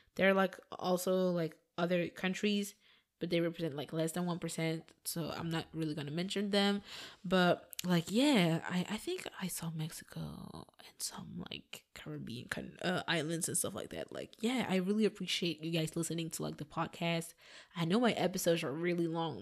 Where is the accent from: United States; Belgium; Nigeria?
Belgium; Flanders; first language Flemish; English is a second language; the first language that I spoke was not my mother tongue, my mother tongue, but Flemish